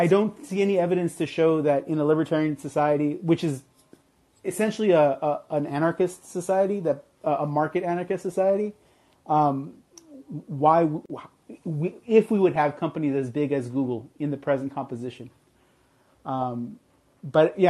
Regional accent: Southern California, United States; I'm from Southern California

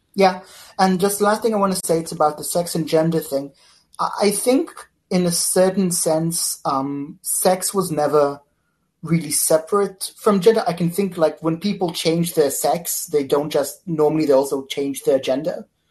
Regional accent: Israel; I'm from Israel

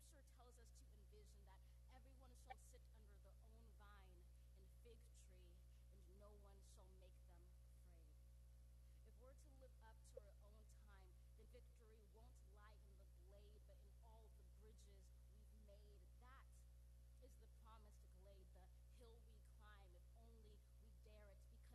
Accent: Arizona, United States; I come from Arizona, where there are a great many conservative people

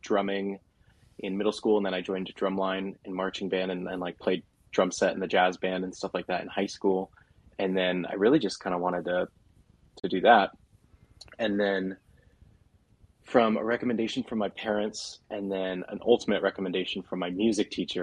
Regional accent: Southern California, United States; I grew up in Southern California.

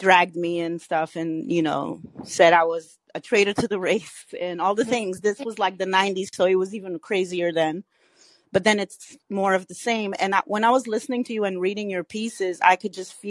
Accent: Cape Verde; moved away; I'm Cabo Verdean

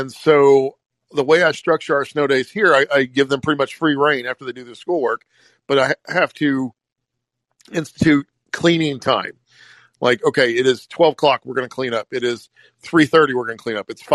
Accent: the South, United States; I grew up in the South. We didn't have snow days

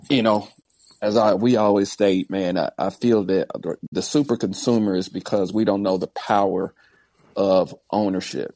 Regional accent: Midwest, United States; I come from the Midwest

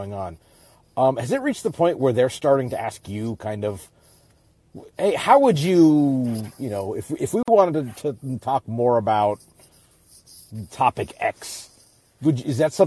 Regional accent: Alaska, United States; I grew up in Alaska, and when I was in high school, he was the local voice of the Sonics

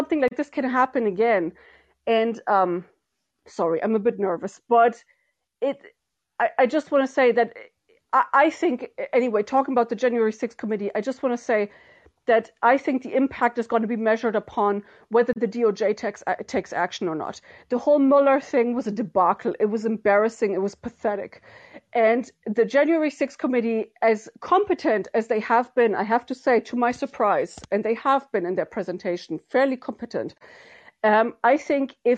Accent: Germany; now in Ireland; somebody who's grown up and went to elementary school, kindergarten, everything, you know, in Germany

